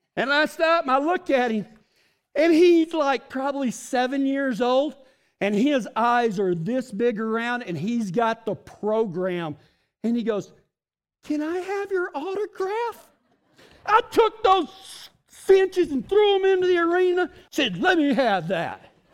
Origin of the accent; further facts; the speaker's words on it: West Texas, United States; I'm from West Texas